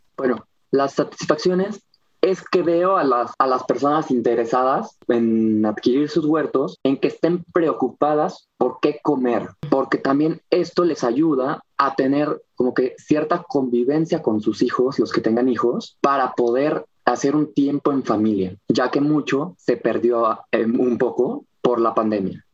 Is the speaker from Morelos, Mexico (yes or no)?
yes; Cuernavaca, Morelos, Mexico; soy de Cuernavaca